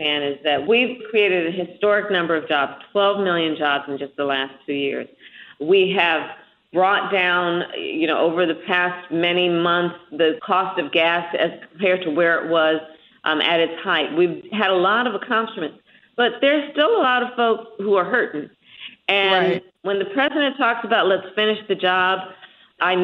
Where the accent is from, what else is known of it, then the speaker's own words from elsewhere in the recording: California, United States; my home state of California